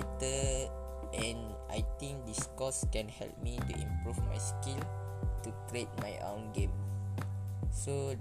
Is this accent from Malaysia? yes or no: yes; Tanah Merah, Kelantan, Malaysia; I'm from Kelantan and I'm stay in Kampung Tok Cedul, Tanah Merah, Kelantan